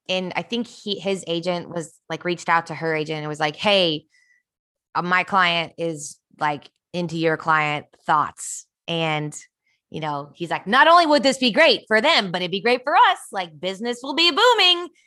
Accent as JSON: {"language": "English", "town": "Kansas City", "country": "United States", "tie": "born or raised there", "said": "did you guys know that I grew up in Kansas City?"}